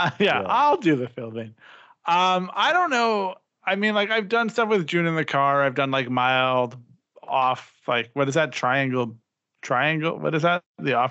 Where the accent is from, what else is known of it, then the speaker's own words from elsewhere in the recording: Canada; I'm a Canadian